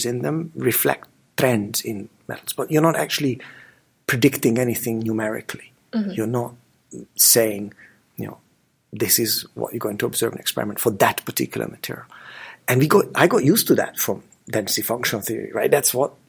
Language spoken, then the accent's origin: English; Budapest, Hungary; moved away; We grew up together in Budapest